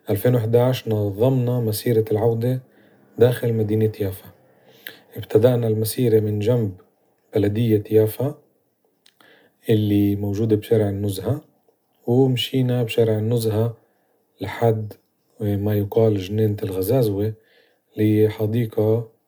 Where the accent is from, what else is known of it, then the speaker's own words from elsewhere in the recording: Palestine; قضايا اللي بتخصنا إحنا كمجتمع فلسطيني عن تاريخنا وحاضرنا ونذكر كمان إيه، مدننا وقرانا